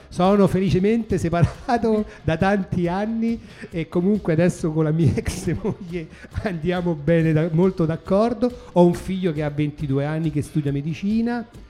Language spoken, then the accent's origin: Italian; Rome, Lazio, Italy; now in Turin, Italy; io sono di Roma? Sono, sono un, un romano che si è trasferito a Torino